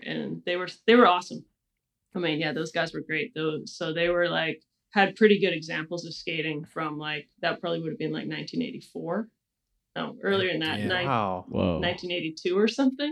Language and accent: English; Kelowna, British Columbia, Canada; now in Portland, United States; I grew up in Kelowna, British Columbia